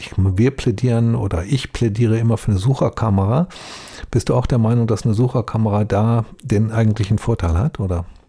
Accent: Duisburg, North Rhine-Westphalia, Germany; Ich bin ja selbst in Duisburg aufgewachsen

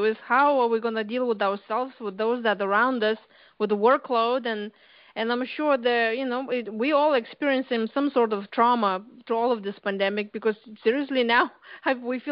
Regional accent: Lithuania; English is a second language; moved away as an adult; now in United States; I came here to U.S. 20 years ago from Lithuania

